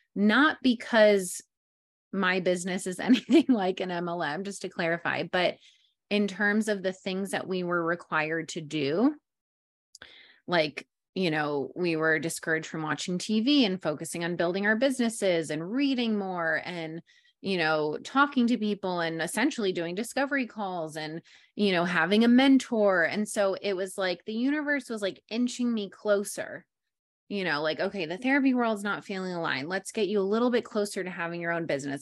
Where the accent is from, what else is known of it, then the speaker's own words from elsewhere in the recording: New York, United States; moved away as an adult; also born or lived in Englewood, New Jersey; now in San Diego, United States; born and raised in New York